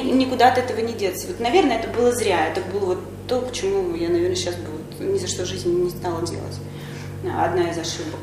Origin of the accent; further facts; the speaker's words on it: Kaluga Oblast, Russia; я сама из Калужской области, и родители у меня проживают там же